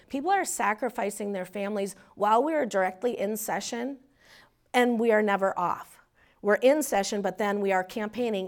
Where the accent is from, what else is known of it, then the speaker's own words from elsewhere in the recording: Minnesota, United States; also born or lived in Paynesville, Minnesota; We'd lived there till I was, um, seven, and then we moved to the metro